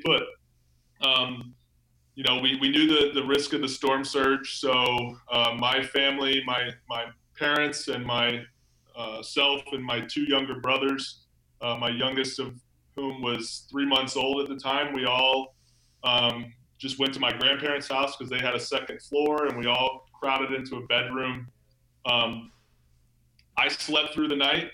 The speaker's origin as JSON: {"language": "English", "town": "Charleston", "region": "South Carolina", "country": "United States", "tie": "born or raised there", "said": "I was uh, seven years old in Charleston, South Carolina"}